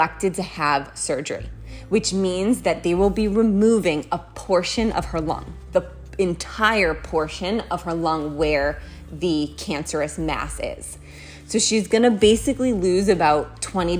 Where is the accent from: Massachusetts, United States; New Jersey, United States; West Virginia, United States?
Massachusetts, United States; moved away as an adult; also born or lived in San Francisco, California; now in Los Angeles, United States; I grew up in Massachusetts, which is on the East Coast of the United States